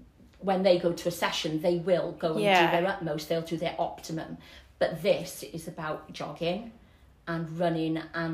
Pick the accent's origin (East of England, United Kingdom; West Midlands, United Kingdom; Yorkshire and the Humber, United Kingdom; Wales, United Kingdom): Wales, United Kingdom; Barry; Barry born, Barry bred.